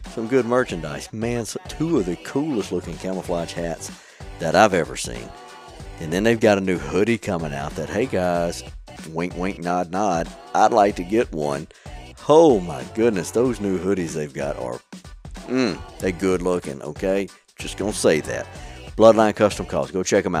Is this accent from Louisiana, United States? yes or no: yes; Bayou de Loutre, Louisiana, United States; I was raised in Bayou de Loutre